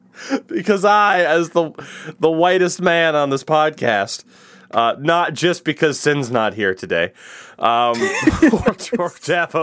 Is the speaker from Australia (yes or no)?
no; Canada; And as you said, problem, I'm Canadian.